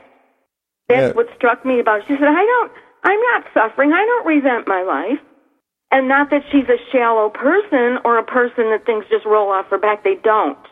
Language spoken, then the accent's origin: English; Niagara Falls, New York, United States; my hometown here in Niagara Falls